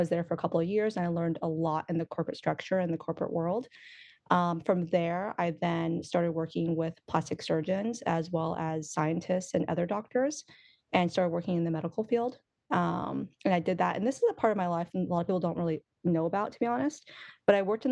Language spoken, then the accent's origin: English; Oklahoma, United States; also born or lived in Los Angeles, United States; now in Washington, United States; I grew up in Oklahoma, actually. So I grew up in Oklahoma, loving country music